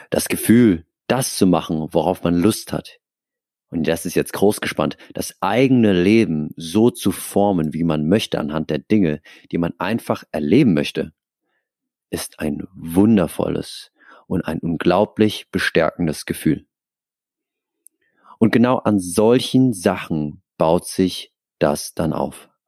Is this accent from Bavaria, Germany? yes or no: yes; Aschaffenburg, Bavaria, Germany; now in Hamburg, Germany; Und dann kam der große Umzug nach Hamburg. Next Level. Also davor, ich in meiner Heimatstadt Aschaffenburg ich kannte die Leute